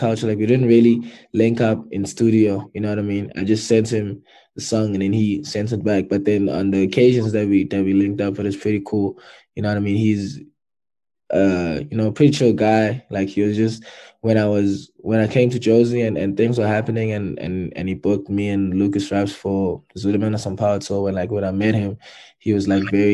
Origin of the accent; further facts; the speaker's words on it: Durban, KwaZulu-Natal, South Africa; also born or lived in Pietermaritzburg; a kid grew up in Durban in Sydenham